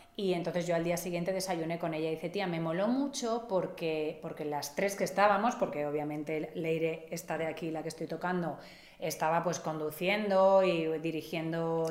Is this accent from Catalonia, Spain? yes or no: yes; Catalonia, Spain; yo soy catalana, es otra cuestión, no soy vasca